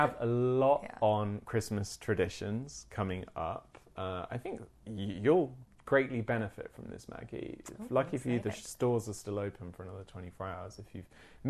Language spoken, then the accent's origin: English; United Kingdom; as a Brit